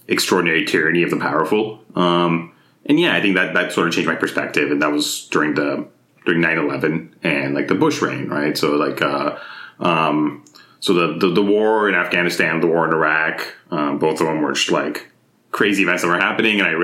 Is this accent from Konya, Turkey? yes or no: no; Izmir, Turkey; also born or lived in Mississippi / Orange County, California; now in United States; So growing up in Turkey, I was like growing up in Izmir, which is like a city on the western coast of Turkey